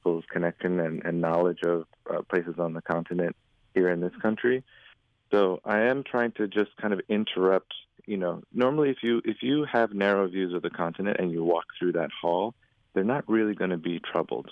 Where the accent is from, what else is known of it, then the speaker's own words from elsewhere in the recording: Dar es Salaam, Tanzania; moved away; I grew up in East Africa, I grew up in Dar es Salaam